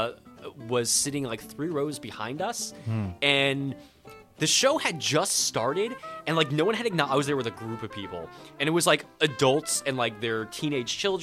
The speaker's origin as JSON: {"language": "English", "region": "East Coast", "country": "United States", "moved": "yes", "said": "I'm from the East Coast"}